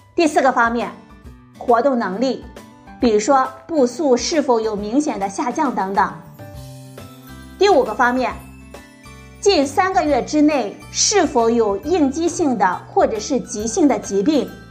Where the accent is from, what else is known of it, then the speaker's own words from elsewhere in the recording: China; 我们中国人